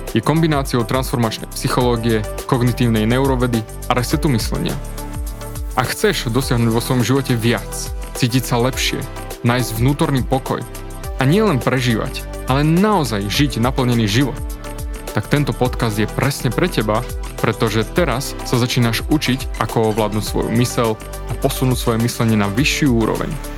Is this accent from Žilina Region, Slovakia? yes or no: no; Snina, Prešov Region, Slovakia; Narodil som sa v Sníne, na východe